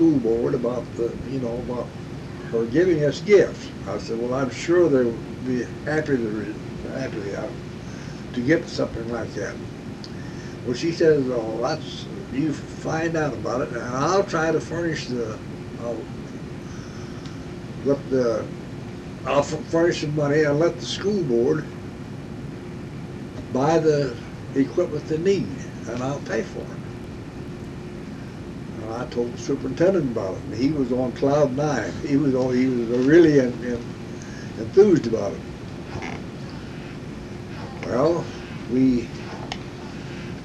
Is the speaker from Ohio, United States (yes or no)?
no; Marceline, Missouri, United States; also born or lived in Callao, Missouri; I've lived here for 82 years, right here on this here same corner.